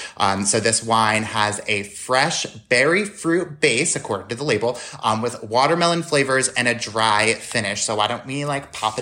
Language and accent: English; New York, United States; moved away; I'm from New York